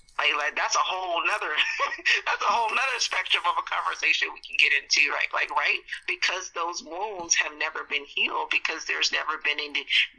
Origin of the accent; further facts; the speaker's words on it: Montgomery, Alabama, United States; growing up in Montgomery, Alabama